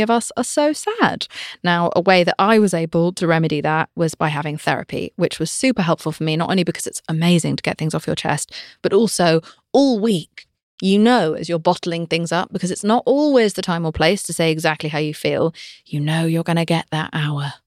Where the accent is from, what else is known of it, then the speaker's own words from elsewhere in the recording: United Kingdom; I'm British